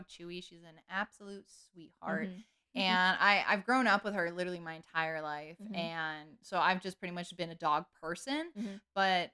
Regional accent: Canada; we're Canadian

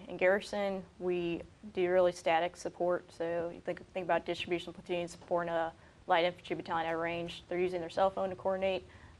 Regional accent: Minnesota, United States; moved away; I grew up in Minnesota.

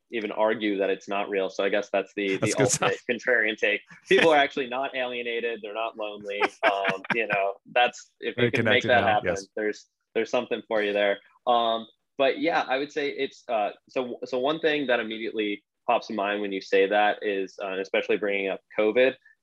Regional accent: Rochester, New York, United States; now in Austin, United States; I'm from Rochester, New York

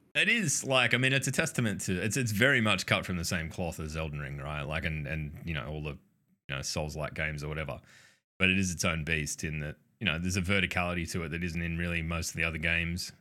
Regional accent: Australia; we're Australian. We just mispronounce everything.

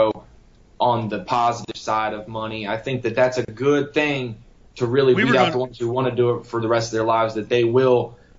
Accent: North Carolina, United States; also born or lived in Florida; I was born in Florida, raised in North Carolina.

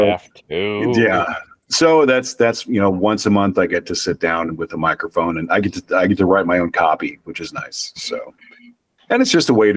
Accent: North Dakota, United States; I'm from North Dakota

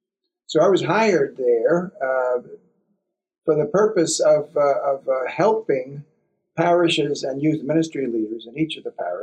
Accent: New York City, New York, United States; moved away; also born or lived in Boston; I was born in Brooklyn, New York

